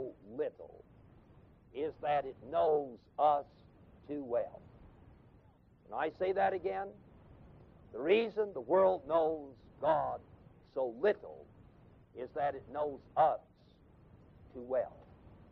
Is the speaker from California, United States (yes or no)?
yes; Los Angeles, California, United States; moved away; I come from Los Angeles